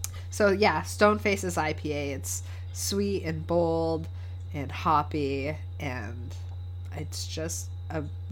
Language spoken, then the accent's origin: English; New England, United States; I'm from New England